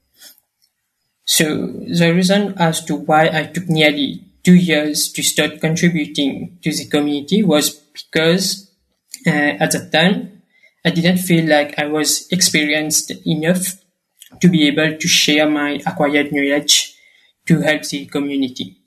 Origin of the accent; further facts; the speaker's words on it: Mauritius; I am from Mauritius